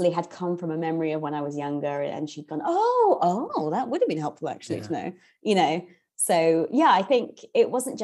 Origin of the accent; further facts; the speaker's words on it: London, United Kingdom; also born or lived in Indiana / Canterbury; I grew up in Northwest London, which is specifically Kilburn